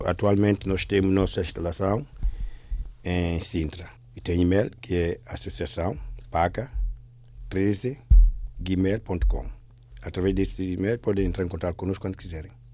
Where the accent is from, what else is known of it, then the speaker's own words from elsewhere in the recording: São Tomé & Príncipe; moved away; also born or lived in Equatorial Guinea; eu sou de origem Santo Tomé